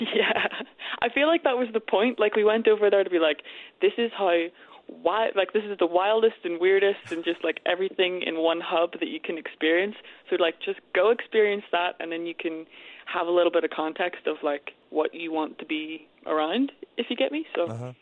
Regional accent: Armagh, Northern Ireland, United Kingdom; I'm from Armagh.

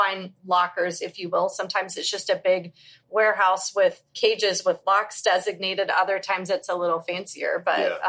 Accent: Virginia, United States; now in Tampa, United States; I grew up in Virginia

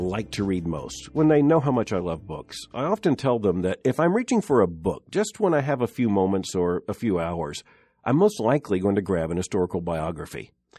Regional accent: the South, United States; Now, I was raised in the South

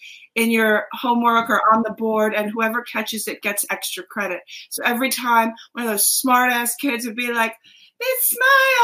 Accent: Dix Hills, New York, United States; The middle of the island, Dix Hills

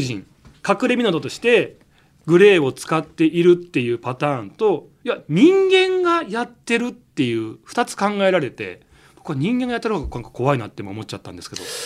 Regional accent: Nagano, Japan; 僕、長野県

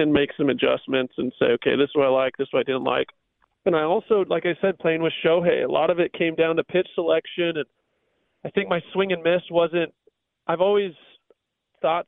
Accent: Southern California, United States; I grew up in Southern California

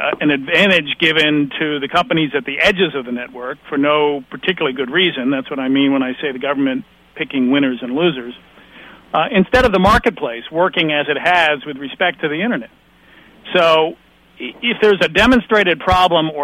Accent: United States; I come from the United States

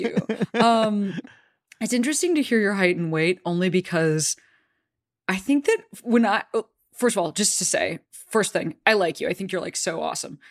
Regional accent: Chicago, Illinois, United States; I'm from Chicago

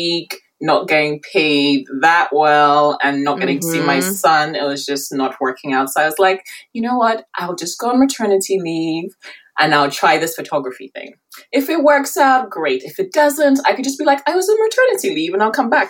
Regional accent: Milton Keynes, South East England, United Kingdom; moved away as an adult; also born or lived in Nigeria / South Africa / Lagos, Nigeria; I grew up in Milton Keynes

